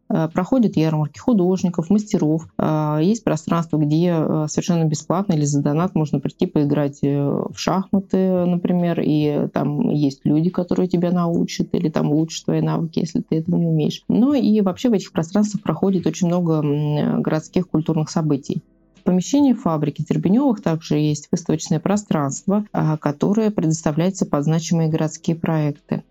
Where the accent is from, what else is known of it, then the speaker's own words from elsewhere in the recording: Ivanovo, Ivanovo Oblast, Russia; по моему родному городу Иваново